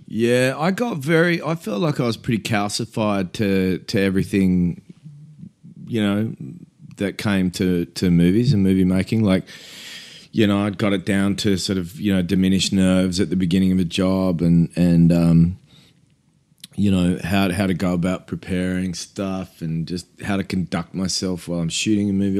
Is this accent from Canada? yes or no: no; Australia; we're Australian